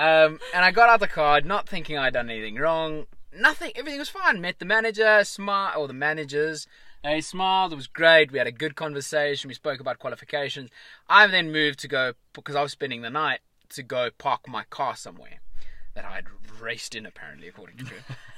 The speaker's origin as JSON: {"language": "English", "town": "Johannesburg", "region": "Gauteng", "country": "South Africa", "said": "I'm like, no, I'm from Johannesburg."}